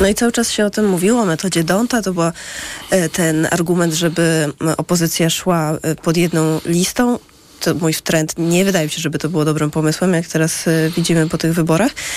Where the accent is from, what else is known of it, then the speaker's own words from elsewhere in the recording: Świętokrzyskie Voivodeship, Poland; now in Warsaw, Poland; nie jestem z Warszawy, tylko ze Świętokrzyskiego, mm. ze średniego miasta